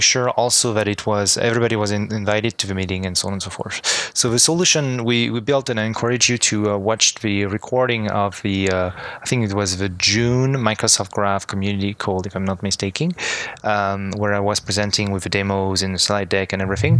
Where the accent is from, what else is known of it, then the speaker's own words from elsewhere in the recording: France; English is a second language; moved away as an adult; now in Montreal, Canada; I was originally born and raised in France and I moved to Montreal 6 years ago now.